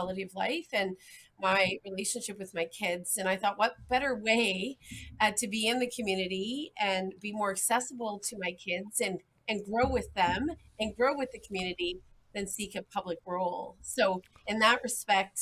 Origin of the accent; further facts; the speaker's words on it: Newfoundland and Labrador, Canada; moved away as an adult; also born or lived in Ontario; now in North Grenville, Canada; I was born and raised in Newfoundland and Labrador.